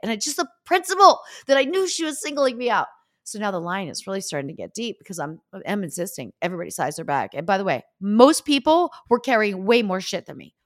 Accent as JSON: {"language": "English", "town": "Easton", "region": "Pennsylvania", "country": "United States", "tie": "born or raised there", "moved": "yes", "said": "I'm from Easton, Pennsylvania, which is even smaller than Pittsburgh"}